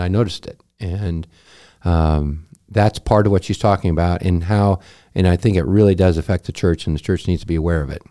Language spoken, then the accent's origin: English; United States; I am an American